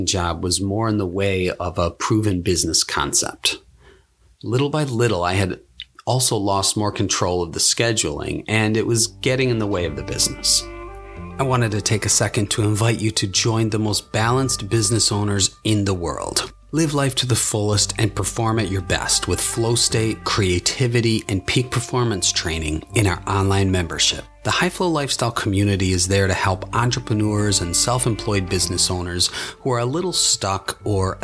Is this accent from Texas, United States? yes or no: no; Buffalo, New York, United States; moved away as an adult; also born or lived in Japan; move back to my hometown in Buffalo, New York